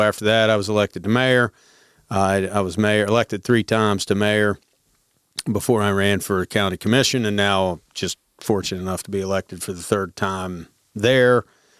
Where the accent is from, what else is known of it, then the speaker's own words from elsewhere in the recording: Grantsville, Maryland, United States; Born and raised, Grantsville, Maryland.